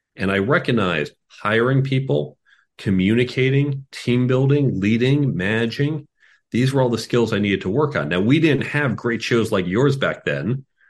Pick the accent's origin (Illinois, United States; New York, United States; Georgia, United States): Illinois, United States; Chicago; moved away; I grew up in Chicago